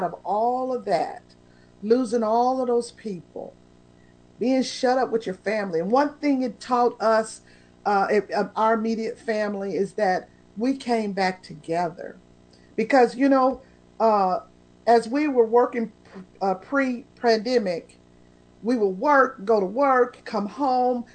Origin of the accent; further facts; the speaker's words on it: Oklahoma City, Oklahoma, United States; moved away; I come from Tornado Alley. I lived in Oklahoma City